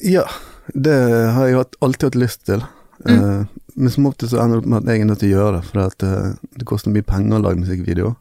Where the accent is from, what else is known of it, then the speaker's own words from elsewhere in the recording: Bergen, Vestland, Norway; vi er fra Fjorden